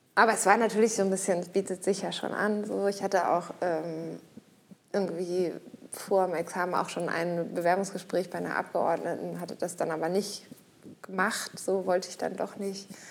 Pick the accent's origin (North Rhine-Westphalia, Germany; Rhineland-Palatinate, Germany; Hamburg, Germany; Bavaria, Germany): Hamburg, Germany; ich komme zwar aus Hamburg